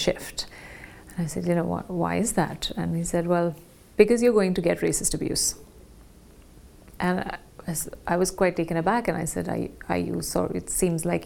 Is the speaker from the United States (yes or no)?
no; London, United Kingdom; also born or lived in India; I'm from London